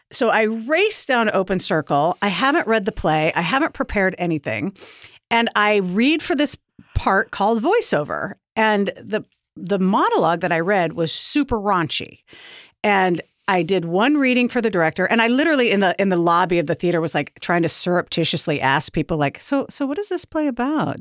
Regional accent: Portland, Oregon, United States; My background is that I grew up in Portland doing theater

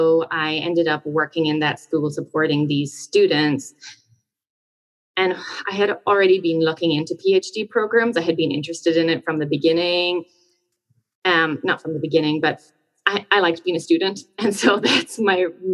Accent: County Limerick, Munster, Ireland; moved away as an adult; now in Pennsylvania, United States; I'm from Ireland. I grew up in County Limerick, and I basically did my education all in Ireland

